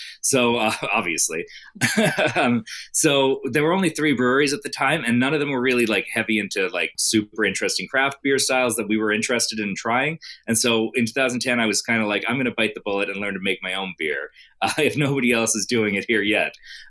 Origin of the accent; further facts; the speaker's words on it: St. John's, Newfoundland and Labrador, Canada; also born or lived in Branch and St. Bride's, Newfoundland; growing up in St. John's, but spending summers out around the Cape Shore area, Branch and St. Bride's, where my grandparents are from.